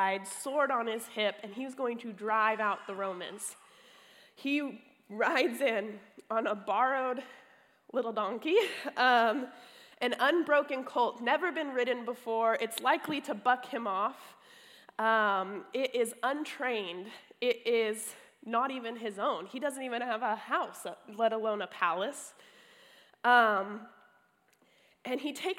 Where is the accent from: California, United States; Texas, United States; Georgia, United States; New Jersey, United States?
California, United States; I'm from California